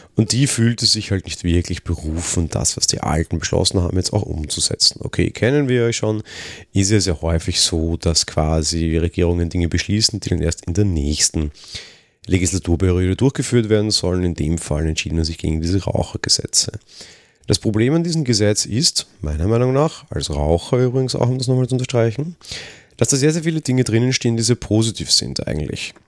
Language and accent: German; Austria; als Österreicher